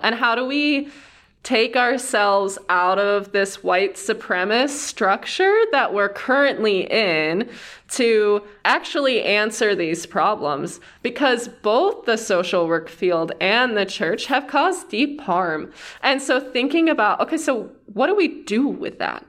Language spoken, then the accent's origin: English; Cleveland, Ohio, United States; moved away as an adult; also born or lived in Wooster, Ohio / Yellowstone; I'm from Ohio and kind of all over. I grew up outside of Cleveland